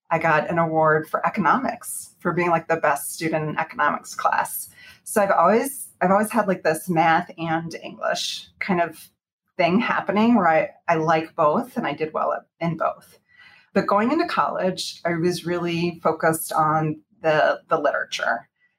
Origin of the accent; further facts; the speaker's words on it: Houston, Texas, United States; also born or lived in Arlington, Texas / Fort Worth, Texas; So I grew up in Texas, in Houston, Texas, for the most part, although I did go to college at Texas Christian University in Fort Worth. So I grew up in Houston, and then a little bit in Arlington, and then Fort Worth.